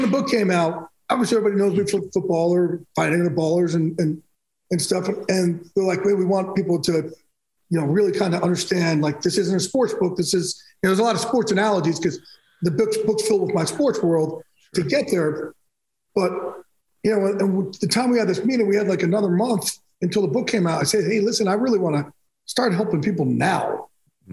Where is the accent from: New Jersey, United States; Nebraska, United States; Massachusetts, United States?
New Jersey, United States; Jersey Shore; I'm from Jersey Shore